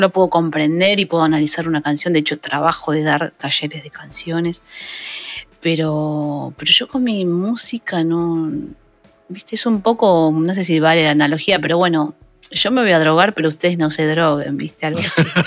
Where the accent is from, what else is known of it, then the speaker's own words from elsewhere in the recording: La Matanza, Buenos Aires Province, Argentina; Yo soy un barrio del conurbano, eh, soy de Aedo, pero criada en un barrio en La Matanza.